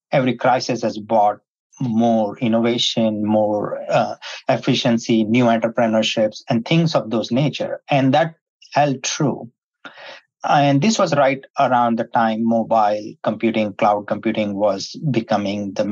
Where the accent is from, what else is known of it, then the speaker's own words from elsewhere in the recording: India; moved away as an adult; now in United States; I was born in India and migrated to the United States in the 90s in the tech boom.